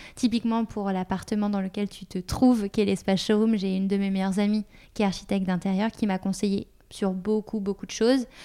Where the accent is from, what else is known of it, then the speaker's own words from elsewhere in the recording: Paris, Île-de-France, France; à Paris, puisque je suis parisienne de base